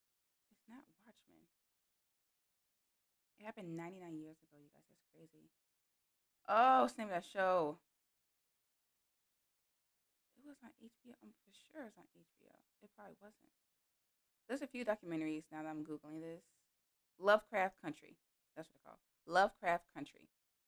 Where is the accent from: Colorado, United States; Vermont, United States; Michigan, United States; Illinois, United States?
Illinois, United States; I'm from Illinois, and yeah, we got Chicago and it's popping up there, but Illinois is mainly farmland. So I just have to know this. I know a little bit about farming because I lived in central Illinois.